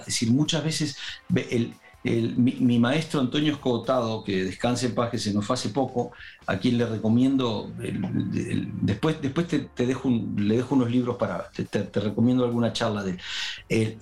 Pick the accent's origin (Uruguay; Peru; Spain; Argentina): Uruguay; moved away; Me había ido de Uruguay y tenía nostalgia de mi tierra un poco.